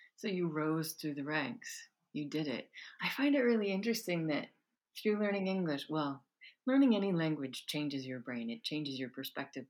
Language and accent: English; United States; moved away; I grew up in the United States